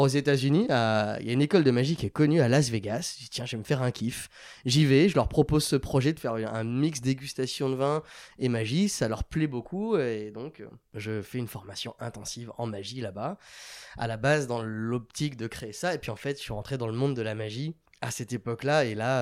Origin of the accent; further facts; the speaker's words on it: France; moved away as an adult; now in Barcelona, Spain; on est beaucoup de Français